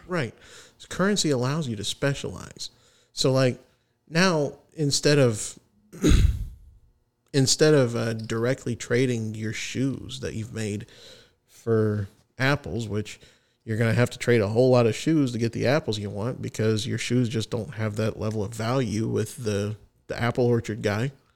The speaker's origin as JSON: {"language": "English", "country": "United States", "said": "As an American patriot"}